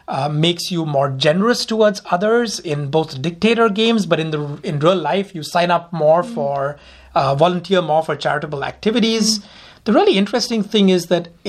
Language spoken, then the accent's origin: English; India; also born or lived in Delhi; I grew up in India.